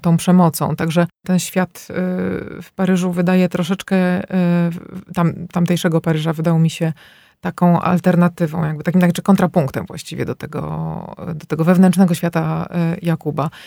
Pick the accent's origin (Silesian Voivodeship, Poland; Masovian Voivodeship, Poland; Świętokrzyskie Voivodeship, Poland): Masovian Voivodeship, Poland; Warsaw; moved away as an adult; now in Belgium; wychowałam się w blokach, w warszawskich blokach tutaj na Stegnach